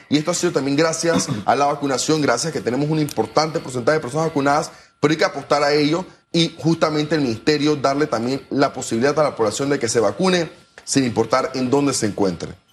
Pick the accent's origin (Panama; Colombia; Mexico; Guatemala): Panama